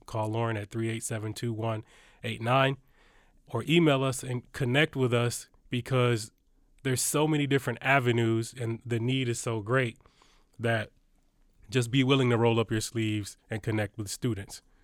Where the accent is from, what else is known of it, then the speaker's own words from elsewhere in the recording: Detroit, Michigan, United States; I grew up in Detroit, Michigan.